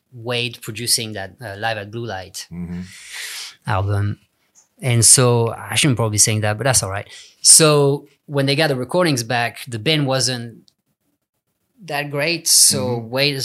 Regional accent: southern France, France; moved away as an adult; also born or lived in England / Los Angeles, United States / Texas, United States; I'm being from South France, small town

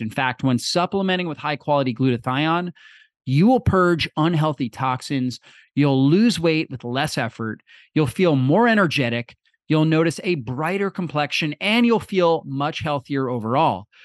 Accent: Florida, United States; I grew up in Florida

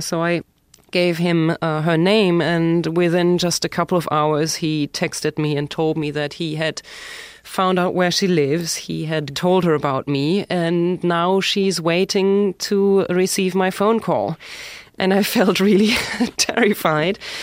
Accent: Germany; accent: German; English is a second language; moved away as an adult; also born or lived in Berlin; now in New York City, United States; when I lived in Germany

